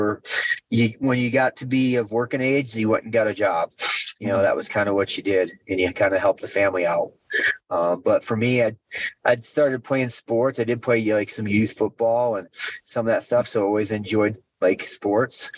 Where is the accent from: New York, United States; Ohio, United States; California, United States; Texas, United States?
New York, United States; Western; moved away as an adult; also born or lived in Fayette, Iowa; I grew up in Western New York and started wrestling there